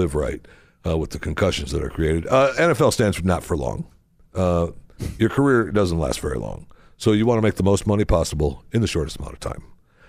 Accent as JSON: {"language": "English", "town": "Baltimore", "region": "Maryland", "country": "United States", "said": "I'm from Baltimore. That's where it was written during the War of 1812."}